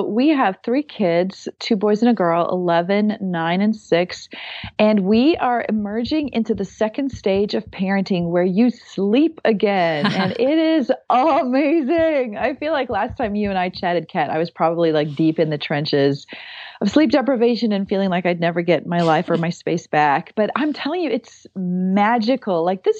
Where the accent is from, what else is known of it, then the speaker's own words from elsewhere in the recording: South Africa; accent: South African; So I'm from South Africa originally. So if you hear an accent, it's me, it's not you. But I have lived all over.